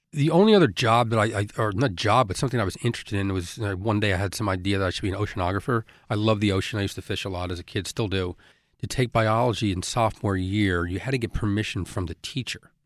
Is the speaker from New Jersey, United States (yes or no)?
yes; Elizabeth, New Jersey, United States; where I grew up in Elizabeth